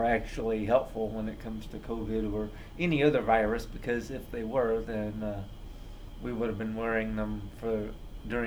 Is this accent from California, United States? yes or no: no; Indiana, United States; I grew up in Indiana